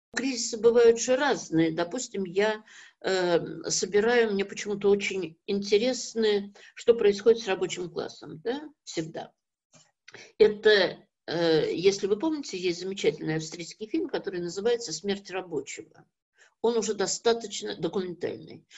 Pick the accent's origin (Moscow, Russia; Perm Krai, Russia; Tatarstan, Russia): Tatarstan, Russia; Kazan; moved away; моя родина Казань, я родилась в Казани